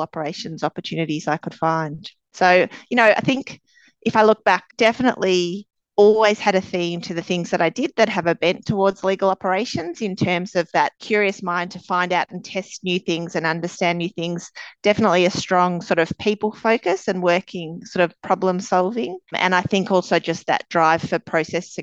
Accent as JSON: {"language": "English", "town": "Melbourne", "region": "Victoria", "country": "Australia", "tie": "born or raised there", "said": "Melbourne, born and bred. I spent my schooling and university days here"}